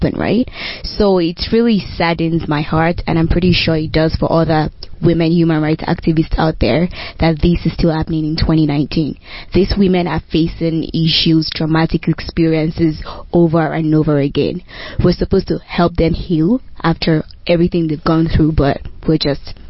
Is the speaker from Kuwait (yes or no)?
no; Nigeria; now in Regina, Canada; in my country, Nigeria